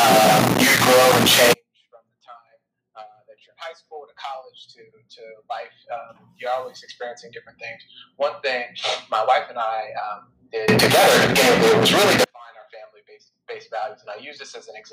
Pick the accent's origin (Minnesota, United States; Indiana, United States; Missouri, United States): Minnesota, United States; Minneapolis; now in Tulsa, United States; I am originally from Minneapolis, Minnesota. That's where I grew up.